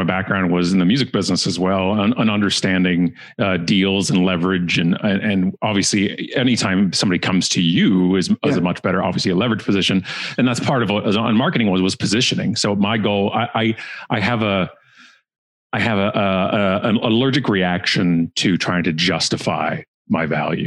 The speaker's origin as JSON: {"language": "English", "town": "Burlington", "region": "Ontario", "country": "Canada", "tie": "born or raised there", "said": "Burlington, which is a town beside us and actually my hometown, Burlington."}